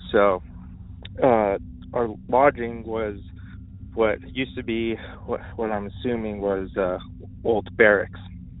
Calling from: Los Angeles, California, United States; I'm calling from Los Angeles, California

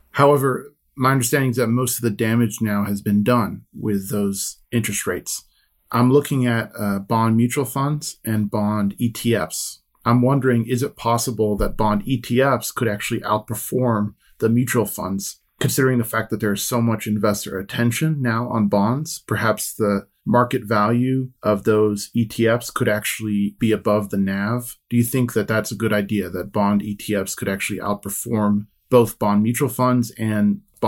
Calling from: New York, United States; I live in New York, but I'm currently calling from Tennessee.

